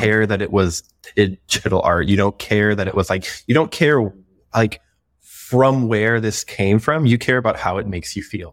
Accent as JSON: {"language": "English", "region": "Florida", "country": "United States", "moved": "yes", "said": "I'm from Florida originally"}